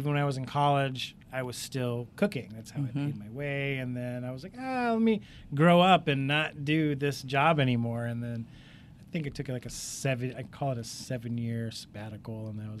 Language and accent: English; Outer Banks, North Carolina, United States; moved away as an adult; also born or lived in Brooklyn, New York / Boston; So I was born in Brooklyn, New York. I lived there for probably until 10-ish. And then we moved to North Carolina, the Outer Banks of North Carolina. So I would say my formative years, if you will, there. Went to school there, went to college in North Carolina